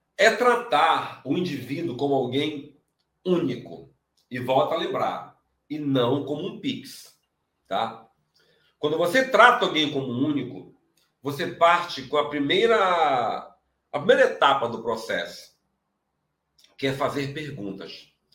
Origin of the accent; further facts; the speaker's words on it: Pará, Brazil; eu sou do Pará